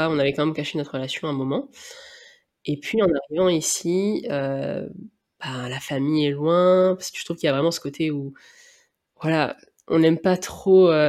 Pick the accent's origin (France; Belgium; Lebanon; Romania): France; Réunion; c'est le fait que je viens de La Réunion qui est comme ça, c'est assez difficile à savoir.